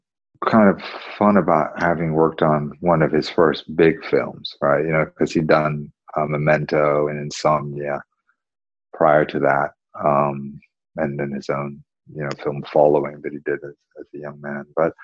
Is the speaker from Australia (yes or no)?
no; North Carolina, United States; also born or lived in Wales; You know, because I'm from Wales, like I said. But originally, I grew up in a place called North Carolina